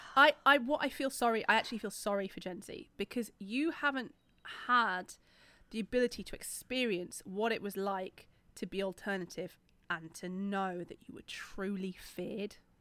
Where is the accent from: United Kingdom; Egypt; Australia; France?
United Kingdom; Yorkshire and the Humber; I'm not from South London, I'm from Yorkshire